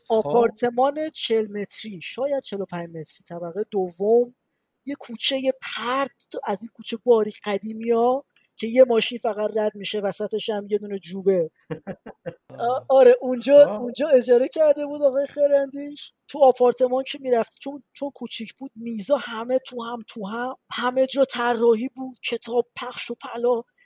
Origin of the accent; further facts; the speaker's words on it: Iran; moved away as an adult; now in Montreal, Canada; من از ایرانم